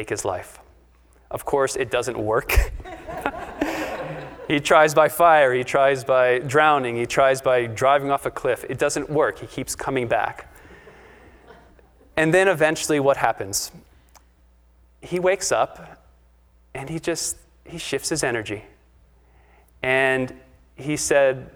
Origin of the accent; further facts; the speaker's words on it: Pittsburgh, Pennsylvania, United States; I'm from Pittsburgh